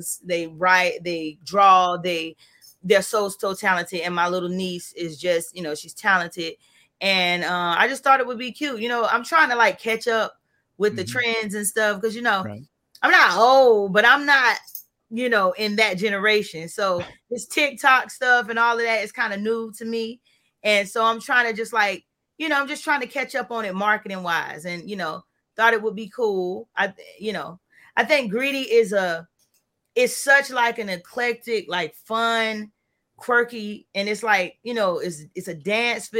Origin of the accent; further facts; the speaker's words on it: Florida, United States; I was born and raised in Florida